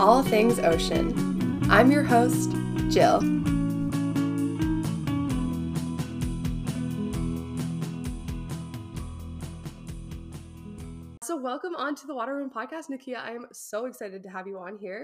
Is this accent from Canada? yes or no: yes; New Brunswick, Canada; I'm from New Brunswick